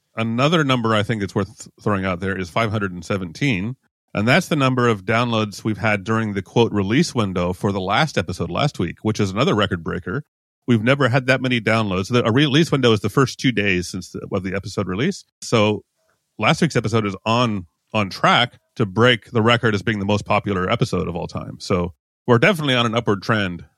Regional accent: United States; now in European Union; I am an American, but I live in the E U

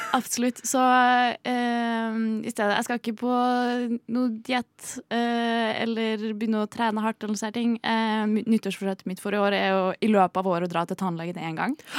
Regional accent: Trondheim, Trøndelag, Norway; now in Oslo, Norway; jeg er eh, en trønder

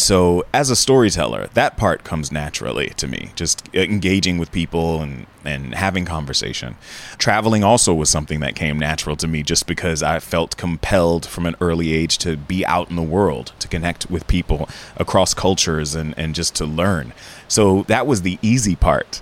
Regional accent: Jacksonville, Florida, United States; moved away; also born or lived in San Francisco Bay Area; My parents were career teachers, high school level in my hometown of Jacksonville, Florida

